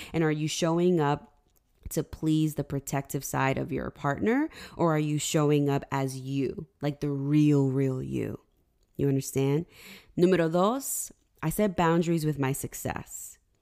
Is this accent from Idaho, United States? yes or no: no; Lyndhurst, New Jersey, United States; also born or lived in Union, New Jersey / Highland Park, New Jersey; I grew up in North Jersey in Lyndhurst